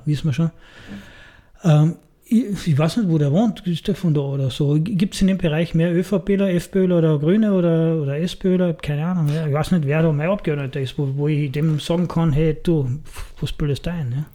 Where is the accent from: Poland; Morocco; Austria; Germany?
Austria; bei uns in Österreich